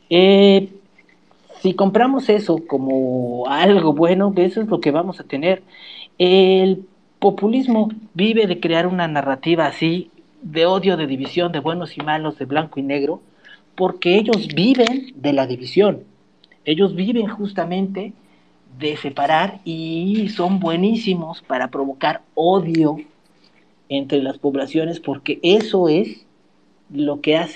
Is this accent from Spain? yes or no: no; Mexico; soy justamente esto que aportó al mundo que no existía y ahora somos esto, mexicano. Esa es también tu identidad